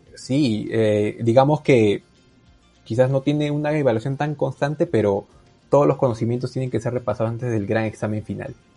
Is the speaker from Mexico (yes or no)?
no; Peru; first language Spanish; soy peruano